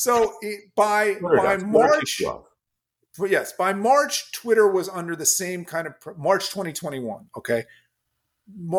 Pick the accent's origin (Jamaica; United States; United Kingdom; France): United States; I'm an American